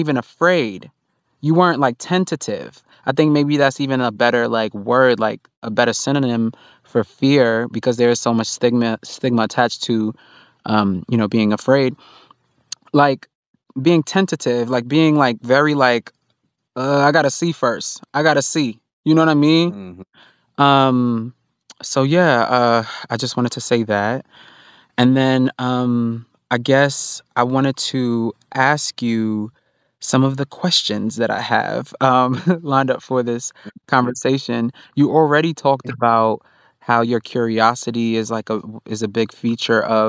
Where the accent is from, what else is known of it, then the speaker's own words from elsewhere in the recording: New York City, New York, United States; I grew up in Far Rockaway in New York, and I grew up around black people